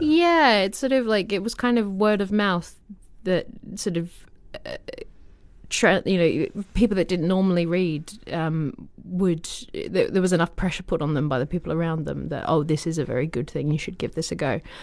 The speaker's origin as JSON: {"language": "English", "country": "Australia", "tie": "born or raised there", "moved": "yes", "said": "I'm from Australia"}